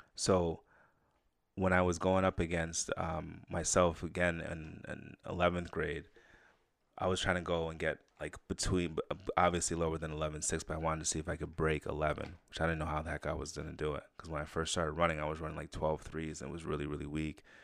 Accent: Saratoga, United States; growing up in Saratoga.

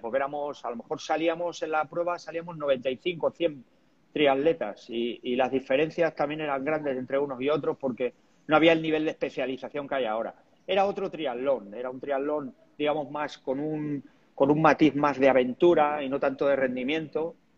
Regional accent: Talavera de la Reina, Castilla-La Mancha, Spain; empecé a entrenar a triatletas de allí de mi pueblo y a partir de ahí también creamos el equipo de triatlón en Talavera

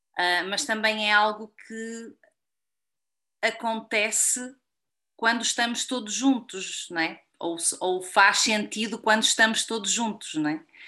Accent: Portugal; como portuguesa

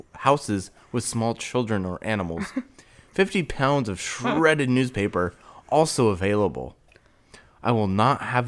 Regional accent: Wyoming, United States; growing up in Wyoming

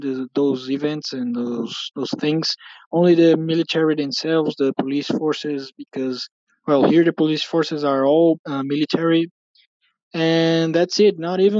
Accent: Brazil; I'm from Brazil. Well, here in Brazil

